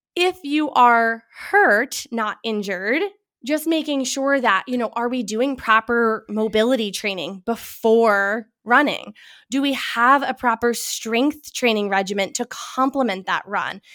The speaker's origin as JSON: {"language": "English", "town": "Boston", "region": "Massachusetts", "country": "United States", "moved": "yes", "lives_now": "Burlington, Connecticut, United States", "said": "I am originally from the Boston, Massachusetts area"}